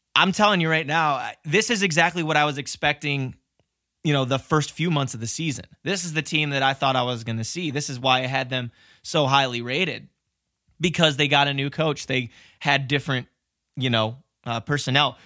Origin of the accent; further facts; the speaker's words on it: Cleveland, Ohio, United States; My hometown